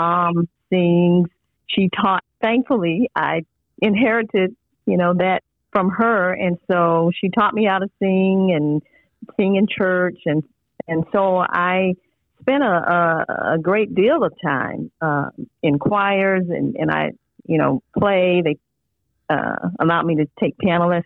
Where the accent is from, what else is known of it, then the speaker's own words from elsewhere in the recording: Mobile, Alabama, United States; I'm growing up in Mobile, Alabama in the 1970s.